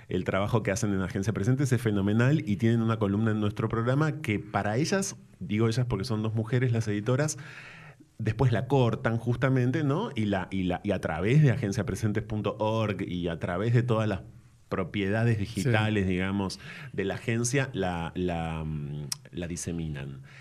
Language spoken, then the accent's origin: Spanish; Ensenada, Baja California, Mexico; Bueno, porque nací en esa ciudad en el año 76 em, y estuve en Ensenada hasta el, hasta